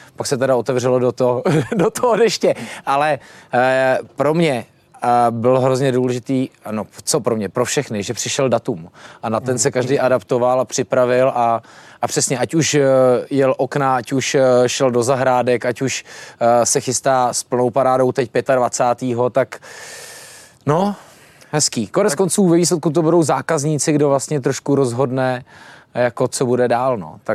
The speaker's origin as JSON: {"language": "Czech", "country": "Czechia", "said": "my jako Češi"}